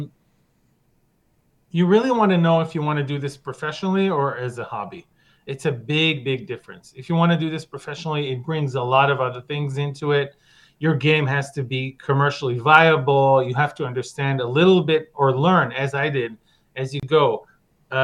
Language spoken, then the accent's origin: English; Israel; I'm from Israel